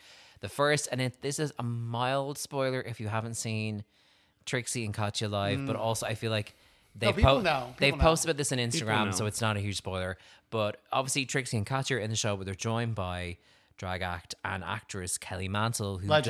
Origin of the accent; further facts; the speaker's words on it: Ireland; I'm Irish